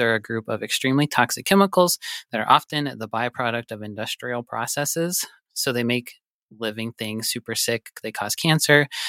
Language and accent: English; Butte, Montana, United States; moved away; I'm from Butte